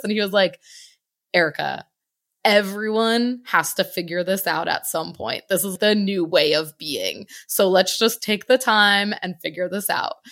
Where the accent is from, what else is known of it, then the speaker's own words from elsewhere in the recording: Connecticut, United States; moved away as an adult; also born or lived in Virginia; I'm originally from Connecticut, born, raised, my whole first eighteen years didn't live anywhere else